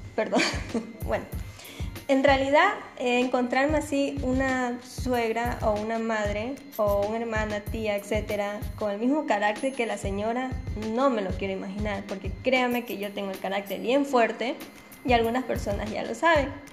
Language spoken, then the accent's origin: Spanish; Machala, El Oro, Ecuador; mi querida ciudad de Machala, capital bananera del mundo, ubicados en Ecuador